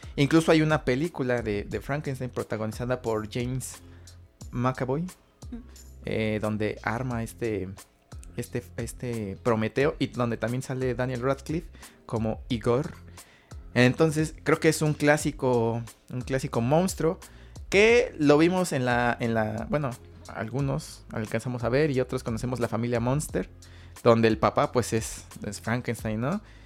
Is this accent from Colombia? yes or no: no; Mexico; nosotros como mexicanos